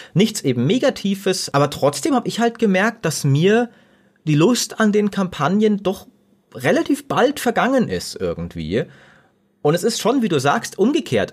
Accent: Germany; wir als Deutsche

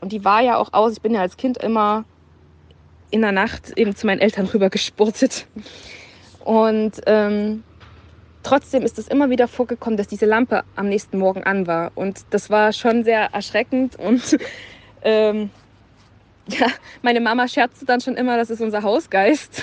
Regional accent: Dresden, Saxony, Germany; ich komme aus Dresden

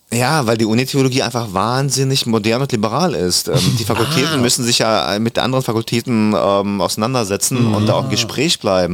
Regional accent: Germany; German is a second language; also born or lived in Kazakhstan; ich war der einzige nicht-deutschsprachige in der dritten Klasse dann gleich und mhm. ich musste es relativ schnell lernen, die deutsche Sprache

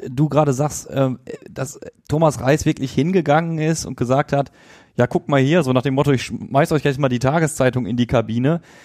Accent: Duisburg, North Rhine-Westphalia, Germany; Ich komme aus Duisburg, bin Radio Duisburg Moderator, bin mit dem Verein aufgewachsen

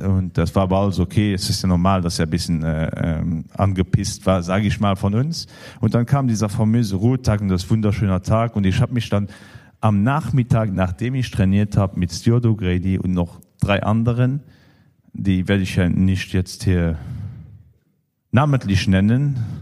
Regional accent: Luxembourg; für uns als Luxemburger

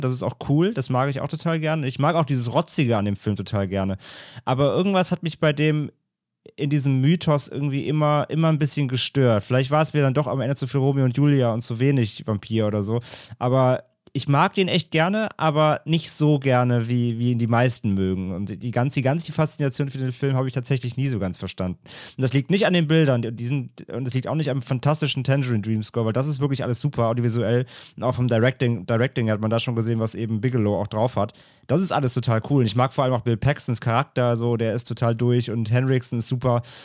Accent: Rhineland, Germany; ich komme aus dem Rheinland

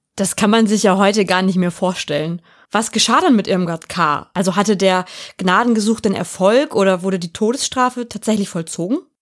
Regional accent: Hanover, Lower Saxony, Germany; nach Hannover, meiner Heimat

